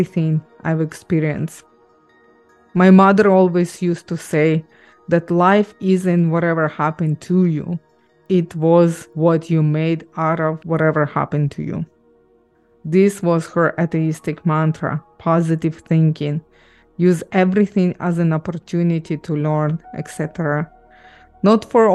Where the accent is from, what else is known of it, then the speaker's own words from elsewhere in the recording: Ukraine; also born or lived in Israel; now in Canada; I grew up in Ukraine, moved to Israel, then immigrated to Canada